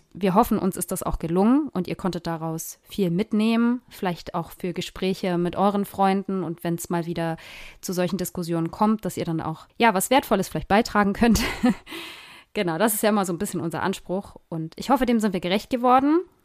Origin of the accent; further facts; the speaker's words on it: Germany; hier bei uns in Deutschland